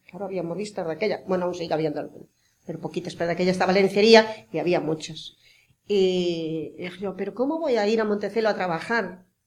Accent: Pontevedra, Galicia, Spain; Yo nací en Pontevedra, pero nací a dos kilómetros de Pontevedra. Pero mis padres tenían muchísimas fincas y muchísimos animales

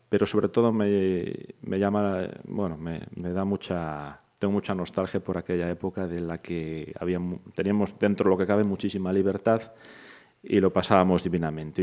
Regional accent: Santiago de Compostela, Galicia, Spain; moved away as an adult; now in Pontevedra, Spain; yo soy de Santiago de nacimiento, me creé allí, estudié allí

